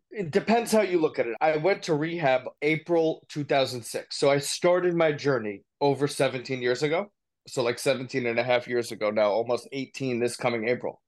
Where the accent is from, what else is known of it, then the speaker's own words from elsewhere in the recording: New Jersey, United States; also born or lived in Poconos, Pennsylvania / New Brunswick, New Jersey; I grew up in New Jersey, great kid, come from a great family